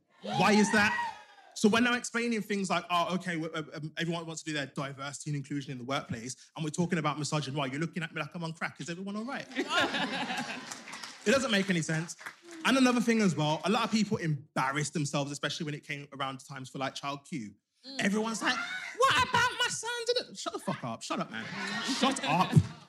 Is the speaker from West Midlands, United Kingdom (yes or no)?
yes; Birmingham, West Midlands, United Kingdom; I'm from Birmingham.